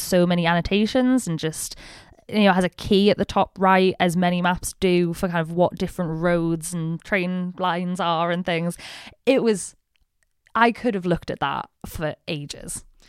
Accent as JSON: {"language": "English", "region": "the north of England", "country": "United Kingdom", "said": "I'm British. I very much identify as, like, a Northern English person."}